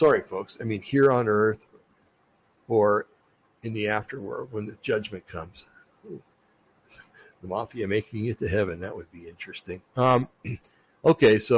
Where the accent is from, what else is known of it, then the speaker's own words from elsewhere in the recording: New Jersey, United States; I come from New Jersey